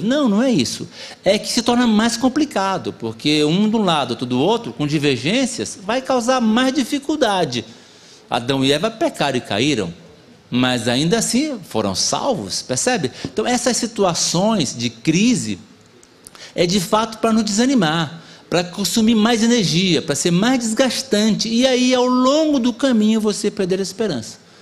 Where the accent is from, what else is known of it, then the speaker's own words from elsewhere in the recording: Amazonas, Brazil; Eu sou do Amazonas, né? E lá na minha terra tem o negócio da canoa